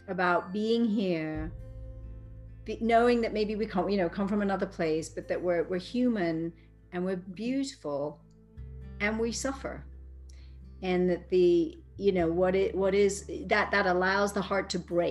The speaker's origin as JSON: {"language": "English", "town": "Cambridge", "region": "East of England", "country": "United Kingdom", "tie": "born or raised there", "moved": "yes", "lives_now": "Boulder, United States", "said": "I grew up in Cambridge with a mother who was considered mentally ill"}